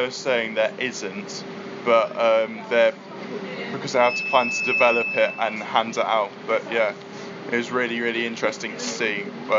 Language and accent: English; near Cambridge, East of England, United Kingdom; I come from England, near Cambridge.